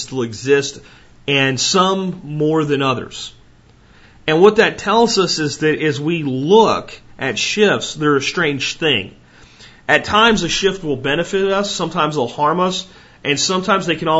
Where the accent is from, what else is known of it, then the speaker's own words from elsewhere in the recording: United States; I have extreme pride in being an American